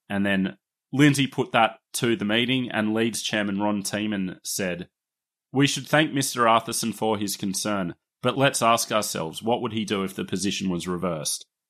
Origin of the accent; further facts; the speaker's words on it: Australia; accent: Australian; my Australian accent